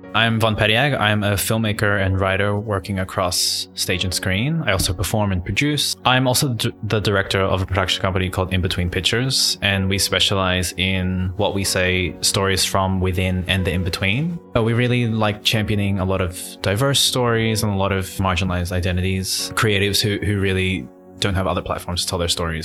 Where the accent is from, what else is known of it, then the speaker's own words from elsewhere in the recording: Sydney, New South Wales, Australia; growing up in Western Sydney, um, where it's naturally diverse